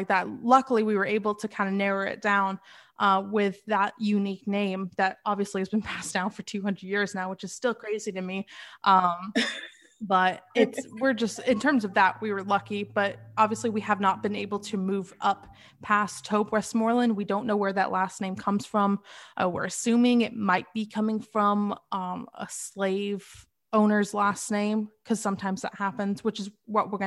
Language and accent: English; England, United Kingdom; being white and being from Europe, because I was born in England